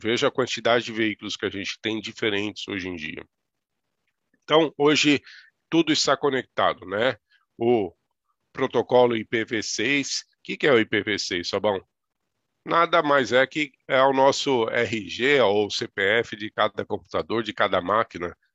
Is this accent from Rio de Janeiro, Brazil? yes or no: no; interior of São Paulo, Brazil; E sou do interior de São Paulo, Ali eu me criei